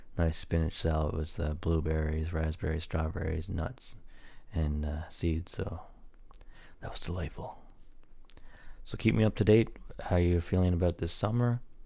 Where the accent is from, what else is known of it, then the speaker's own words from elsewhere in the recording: Newfoundland and Labrador, Canada; I'm a Newfoundlander